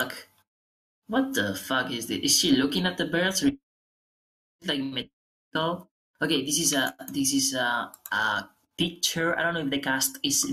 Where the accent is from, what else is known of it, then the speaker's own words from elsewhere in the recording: Aragon, Spain; English is a second language; I come from Aragon. Aragon is the community where I come from.